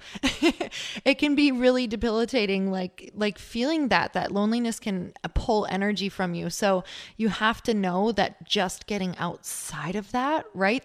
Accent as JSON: {"language": "English", "region": "Midwest", "country": "United States", "said": "I'm from the Midwest"}